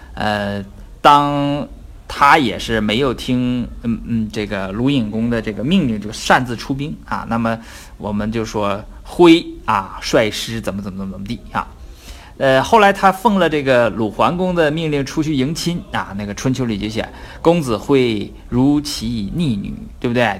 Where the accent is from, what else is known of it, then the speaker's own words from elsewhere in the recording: Northeast China, China; accent: Northeastern (Dongbei); 用我们东北话说就是舔着脸